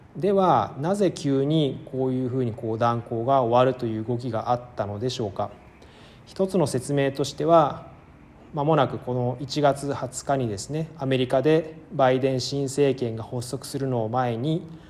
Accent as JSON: {"language": "Japanese", "region": "Tokyo", "country": "Japan", "tie": "born or raised there", "also_born_or_lived": "Moscow, Russia / Hokkaido", "moved": "as an adult", "lives_now": "Cairo, Egypt", "said": "1979年東京生まれ"}